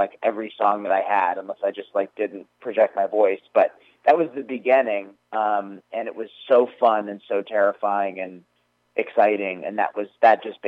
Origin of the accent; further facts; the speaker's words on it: Woodstock, New York, United States; moved away as an adult; also born or lived in Maryland; now in Los Angeles, United States; I was going to Woodstock Elementary School